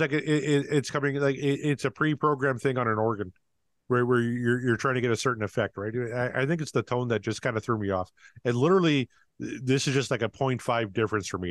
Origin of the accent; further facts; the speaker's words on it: Canada; I'm very Canadian